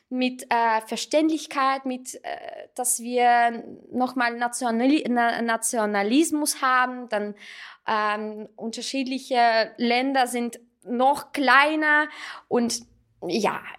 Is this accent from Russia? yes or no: yes; Russia; German is a second language; now in Salzburg, Austria; ich bin ähm, eigentlich Armenierin, ich bin in Russland aufgewachsen und ähm, aber ich habe ein russisches Passport